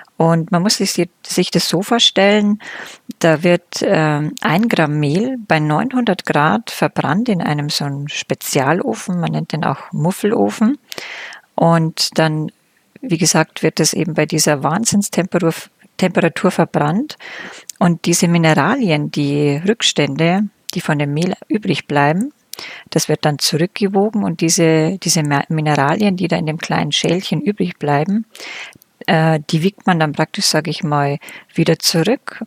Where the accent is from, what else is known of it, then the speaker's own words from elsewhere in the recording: Germany; Bei uns in Deutschland